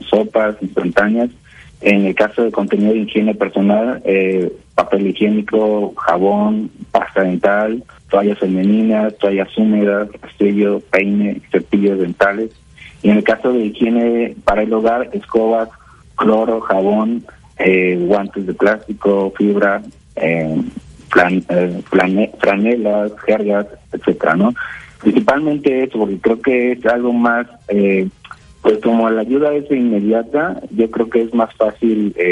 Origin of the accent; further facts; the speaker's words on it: Mexico; Nosotros eh, como mexicanos tenemos que unirnos